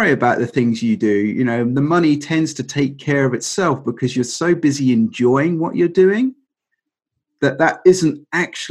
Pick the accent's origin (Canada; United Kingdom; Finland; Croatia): United Kingdom; England; being English